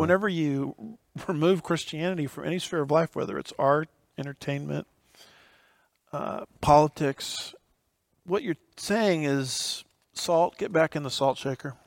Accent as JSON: {"language": "English", "country": "United States", "said": "as an American"}